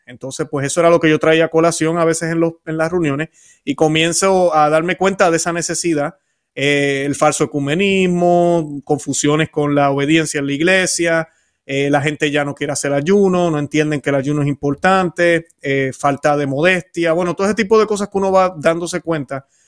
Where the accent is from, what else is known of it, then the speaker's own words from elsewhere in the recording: Puerto Rico; moved away as an adult; also born or lived in Florida; now in Orlando, United States; nací en Puerto Rico, me mudé hace unos 20, 22 años para aquí, para Florida